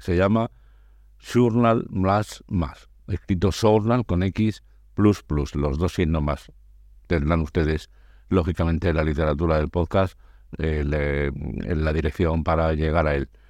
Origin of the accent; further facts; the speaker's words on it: Andalusia, Spain; mi tierra, a Andalucía